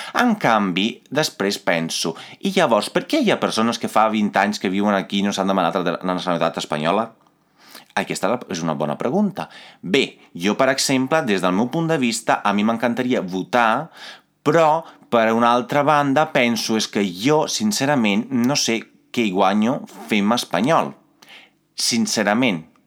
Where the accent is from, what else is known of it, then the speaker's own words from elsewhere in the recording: Italy; Catalan is a second language; moved away as an adult; now in Catalonia, Spain; jo, com a italià, que vaig venir aquí